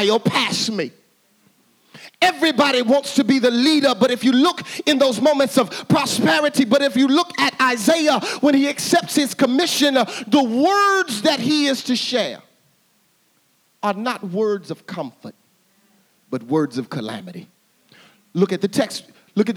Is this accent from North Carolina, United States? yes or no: no; Little Rock, Arkansas, United States; I grew up in Arkansas. I grew up in Arkansas, in Little Rock, Arkansas.